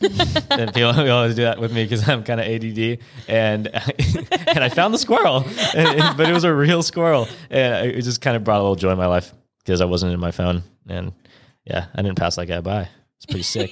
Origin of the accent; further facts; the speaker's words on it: California, United States; I'm kind of from California